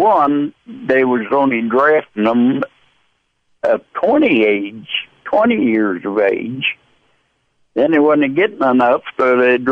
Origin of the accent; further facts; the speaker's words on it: West Virginia, United States; Right here in Theralda, West Virginia